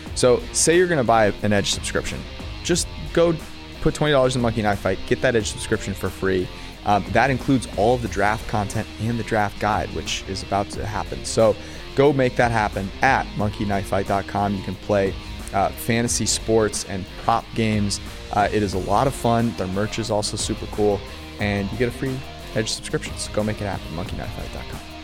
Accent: five minutes from East Palo Alto, California, United States; Palo Alto five minutes away from where I grew up.

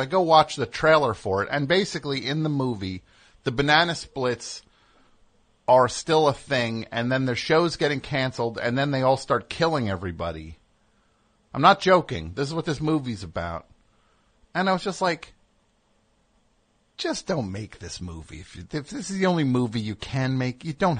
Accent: New Jersey, United States; I'm from New Jersey

